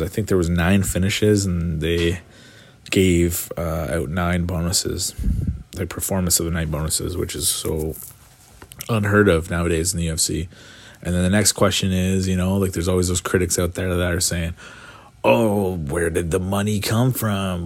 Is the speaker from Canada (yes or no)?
yes; Canada; as a Canadian